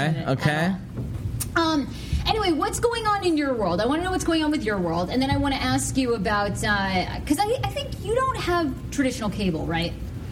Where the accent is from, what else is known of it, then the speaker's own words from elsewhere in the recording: Maine, United States; I grew up in Maine